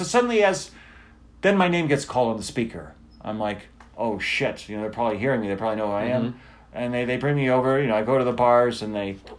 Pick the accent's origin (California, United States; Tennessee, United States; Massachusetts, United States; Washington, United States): California, United States; yeah, I'm from California, deal with it